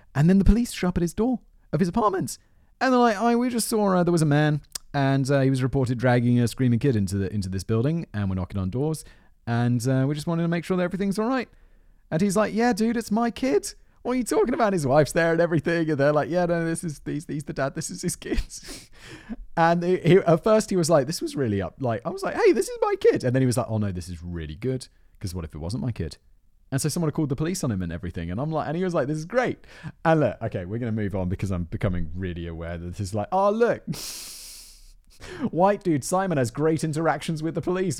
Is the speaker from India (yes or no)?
no; United Kingdom; as a British person